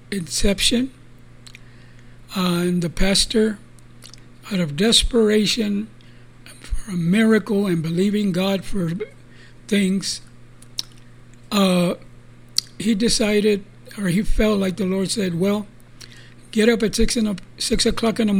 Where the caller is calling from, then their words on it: San Antonio, Texas, United States; This is Brother Charlie. I come to you from San Antonio, Texas, under the banner of Restores of the Altar